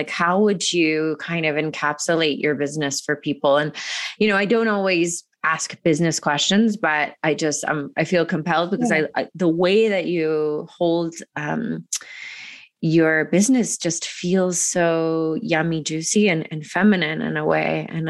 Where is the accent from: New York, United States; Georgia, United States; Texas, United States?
Georgia, United States; I grew up in Georgia going to the, you know, church.